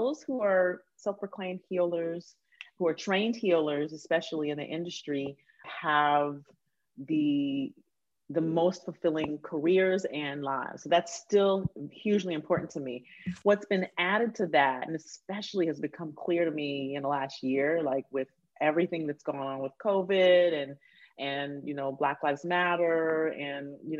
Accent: Huntsville, Alabama, United States; I grew up in Huntsville, Alabama

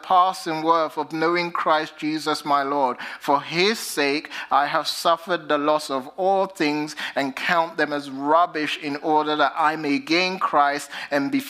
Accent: United Kingdom; accent: British; now in United States; my British accent

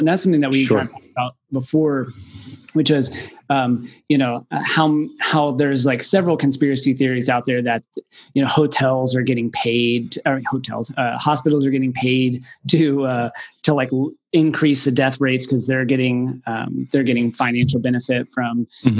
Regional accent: Waco, Texas, United States; from Waco, but I don't have anything to say.

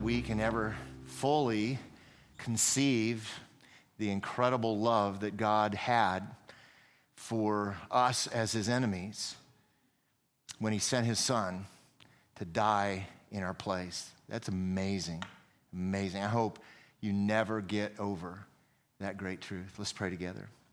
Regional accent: United States; I am an American.

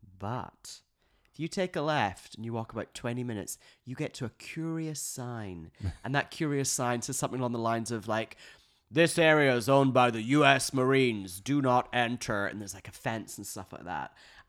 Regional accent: Glasgow, Scotland, United Kingdom; I saw this weekend in Glasgow, my hometown in Scotland, it was Pride.

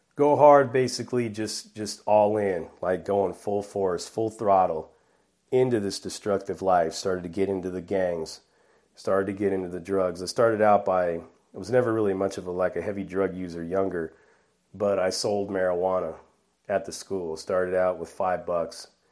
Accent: Bellflower, California, United States; moved away; also born or lived in Buena Park, California / La Mirada, California / Norwalk, California; I was born and raised in Bellflower, California, in southeast Los Angeles

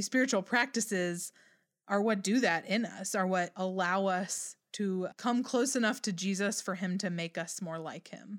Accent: United States

